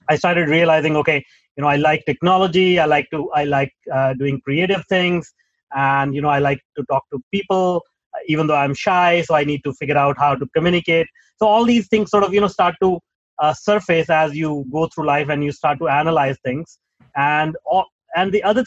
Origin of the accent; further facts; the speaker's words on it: Punjab, India; moved away as an adult; I'm from Punjab. I was born in Punjab, the northern part